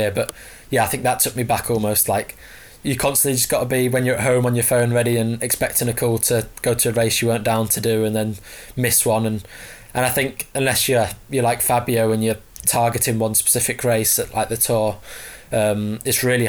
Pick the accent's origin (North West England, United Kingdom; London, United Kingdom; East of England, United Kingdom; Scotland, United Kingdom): East of England, United Kingdom; Barton-le-Clay; I've been in Barton Le Clos